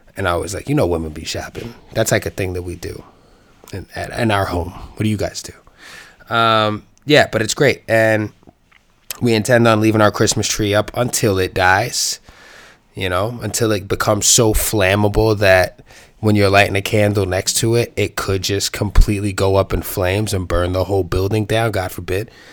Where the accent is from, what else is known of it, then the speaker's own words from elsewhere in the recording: New York City, New York, United States; New York City is my hometown